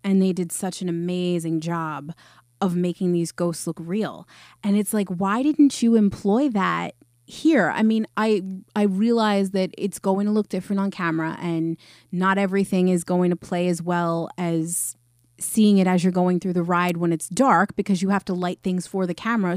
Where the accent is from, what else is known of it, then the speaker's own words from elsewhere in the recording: New York, United States; I'm from New York